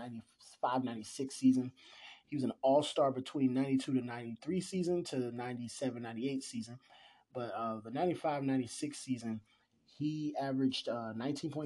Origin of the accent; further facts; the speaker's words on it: Cleveland, Ohio, United States; growing up in Cleveland